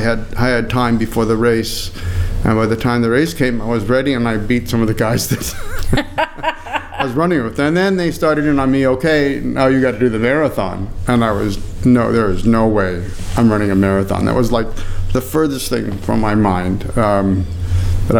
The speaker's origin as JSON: {"language": "English", "area": "Copper Peak", "region": "Michigan", "country": "United States", "tie": "born or raised there", "moved": "yes", "said": "my hometown, this Copper Peak, Red Bull 400 Copper Peak"}